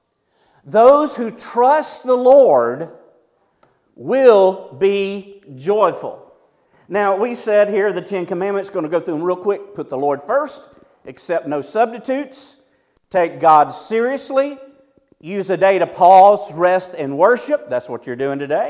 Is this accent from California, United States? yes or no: no; near Sandy Springs, Georgia, United States; now in Ash Flat, United States; as a little kid, we had a McDonald's that was like 30 minutes away. It was in Sandy Springs